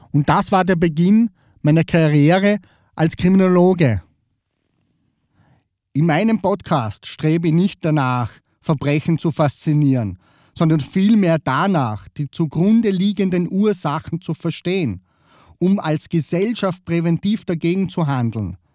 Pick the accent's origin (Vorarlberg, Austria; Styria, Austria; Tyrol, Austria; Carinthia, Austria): Vorarlberg, Austria; now in Vienna, Austria; Ursprünglich komme ich aus Vorarlberg. Falls du dich fragst, weil er dialektisch spricht. Die Vorarlberger würden aber sagen, naja, der redet nur mehr so im Dialekt. Das ist geschuldet auf der Tatsache, dass ich schon 13 Jahre in Wien wohne.